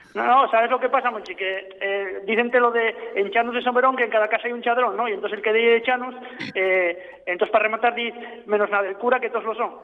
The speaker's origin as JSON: {"language": "Spanish", "town": "Avilés", "region": "Asturias", "country": "Spain", "tie": "born or raised there", "said": "yo soy nacido en Avilés"}